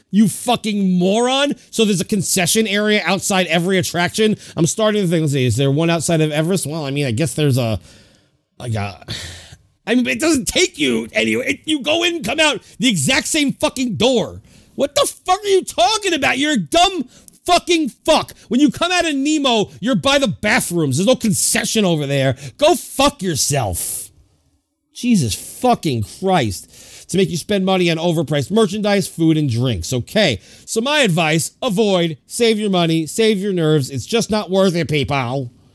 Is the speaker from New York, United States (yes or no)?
yes; New York, United States; my hometown of New York